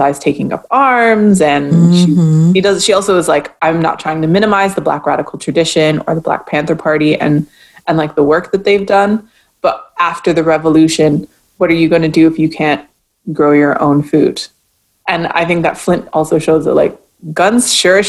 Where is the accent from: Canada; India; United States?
Canada; also born or lived in Martinique; as a Canadian